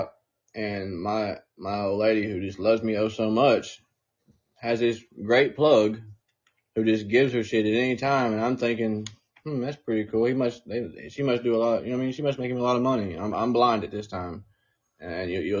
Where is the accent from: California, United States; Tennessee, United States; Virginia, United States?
Tennessee, United States; Newport; I'm from a very small town. If I've not said it, I'm from Newport, Tennessee. I'm from a little hillbilly town